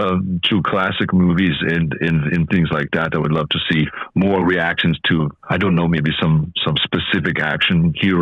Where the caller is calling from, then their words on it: California, United States; I'm calling you from California.